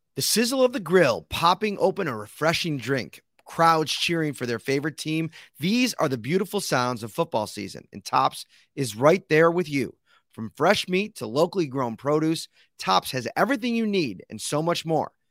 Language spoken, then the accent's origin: English; Buffalo, New York, United States; being football fans growing up in Buffalo